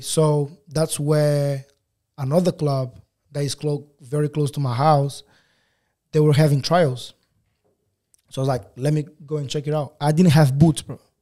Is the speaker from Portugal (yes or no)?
yes; Lisbon, Portugal; accent: African Portuguese; English is a second language; moved away as an adult; also born or lived in Angola / England; now in Australia; I grew up most of my life in Portugal. Um, yeah, so we left when I was, like, when I was five.